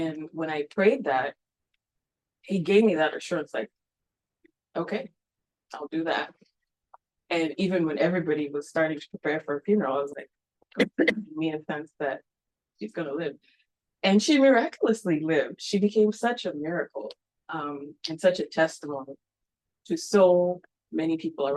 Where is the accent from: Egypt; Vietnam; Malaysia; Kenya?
Kenya; Nairobi; moved away as an adult; also born or lived in Kansas City, United States; I was born and raised Catholic in Nairobi, Kenya